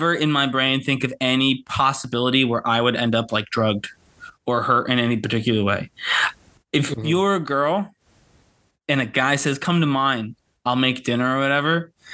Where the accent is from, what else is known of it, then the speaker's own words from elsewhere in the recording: Norwalk, Connecticut, United States; we're both from Norwalk